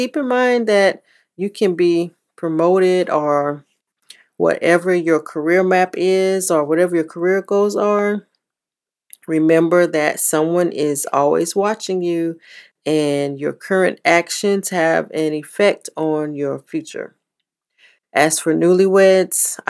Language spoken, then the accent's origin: English; the South, United States; Growing up in the South